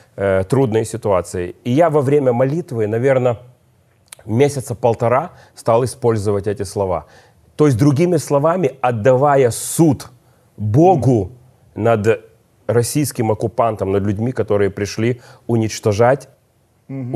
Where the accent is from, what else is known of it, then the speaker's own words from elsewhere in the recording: Odesa, Odesa Oblast, Ukraine; я одессит